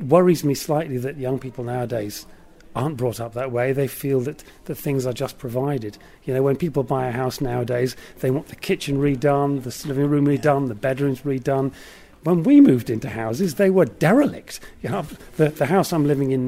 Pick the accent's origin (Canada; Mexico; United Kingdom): United Kingdom; North Shields, North East England; moved away as an adult; also born or lived in London / Devon; I come from North Shields. So I was born and brought up in North Shields